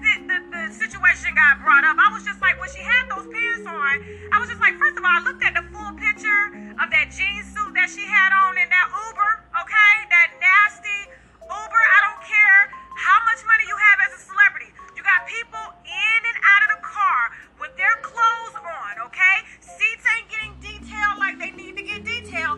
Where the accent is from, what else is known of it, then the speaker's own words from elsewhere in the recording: the South, United States; the way I was raised in the South